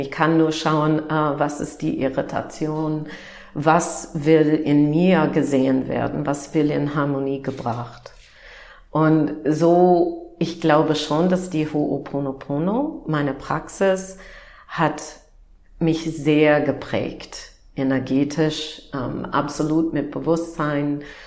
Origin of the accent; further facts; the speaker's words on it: Upper Midwest, United States; German is a second language; moved away as an adult; now in Germany; ich bin Amerikanerin und ähm, bin aufgewachsen im Nord-Midwest von den Vereinigten Staaten